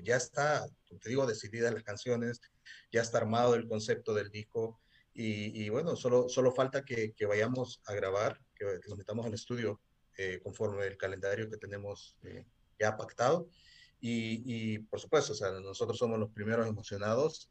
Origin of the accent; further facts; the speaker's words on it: El Salvador; soy músico de El Salvador